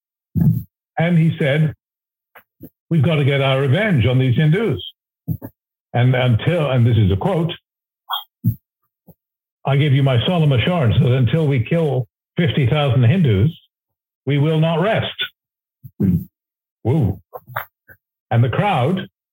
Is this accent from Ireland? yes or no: no; Canada; as a Canadian